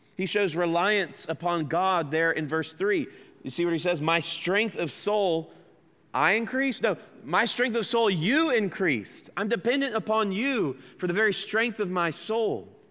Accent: United States; accent: American; that's my American accent

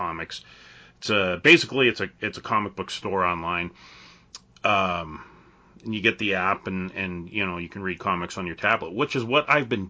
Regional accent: Canada; I'm Canadian

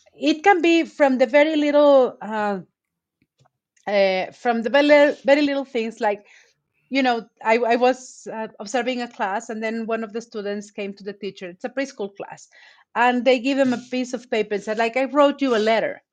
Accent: Veracruz, Mexico; English is a second language; I'm from Veracruz

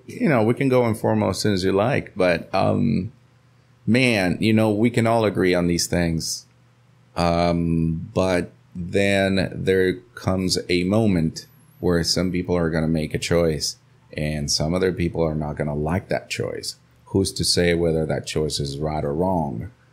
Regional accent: Nebraska, United States; now in Costa Rica; I grew up, I grew up in Nebraska

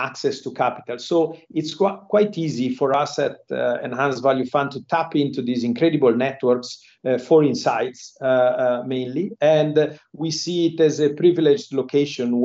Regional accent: Genoa, Liguria, Italy; moved away as an adult; also born or lived in Milan / London; now in Singapore; I'm from Genoa, Italy, and there are many, they call us Genovese people here in Singapore.

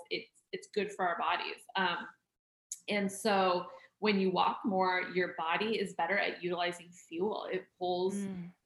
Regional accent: Oregon, United States; I grew up in Oregon

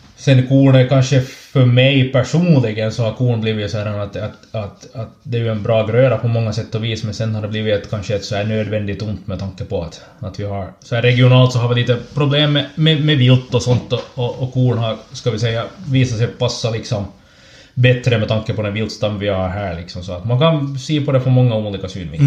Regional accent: Ekenäs, Uusimaa, Finland; also born or lived in Snappertuna / Raseborg; jag kommer från, från Ekenäs

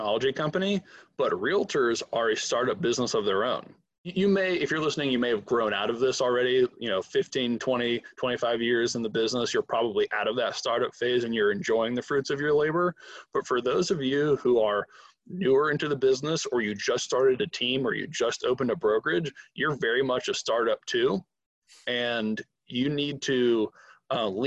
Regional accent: Atlanta, Georgia, United States; I'm from Atlanta, when I moved back, all my friends had moved out

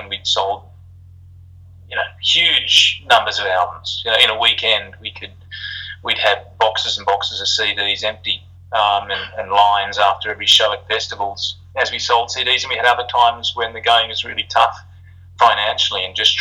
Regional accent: Australia; moved away; we're an Aussie band

